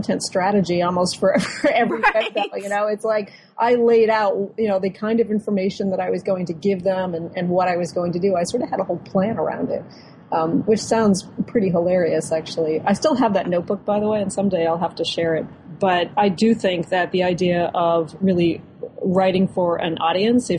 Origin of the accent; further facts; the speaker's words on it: Boston suburbs, Massachusetts, United States; being a child growing up in the Boston suburbs